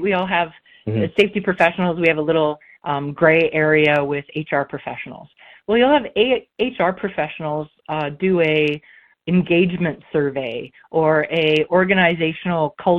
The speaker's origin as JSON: {"language": "English", "region": "Saskatchewan", "country": "Canada", "tie": "born or raised there", "said": "Good old Saskatchewan farm girl"}